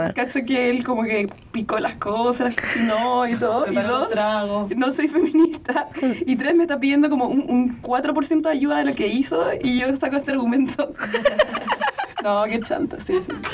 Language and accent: Spanish; Chile; soy de Chile